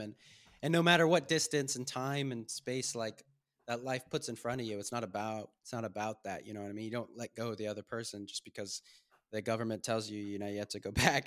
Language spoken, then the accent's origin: English; Southern California, United States; moved away as an adult; also born or lived in Maine; now in Budapest, Hungary; I grew up, spent twenty-three years of my life in Southern California, and then I moved to Maine